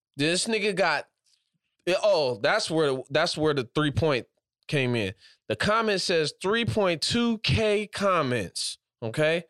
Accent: Washington, United States; I'm from all the way on the other side, Washington

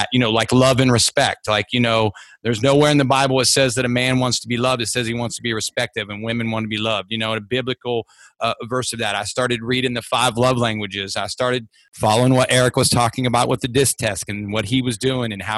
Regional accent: Columbus, Ohio, United States; I was from Columbus

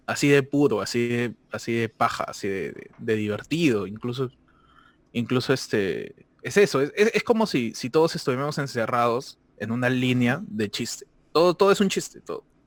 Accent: Peru; moved away; yo soy peruano toda la vida

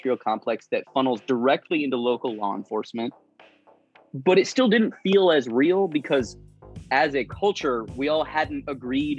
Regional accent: Arizona, United States; now in Los Angeles, United States; I'm originally from Arizona

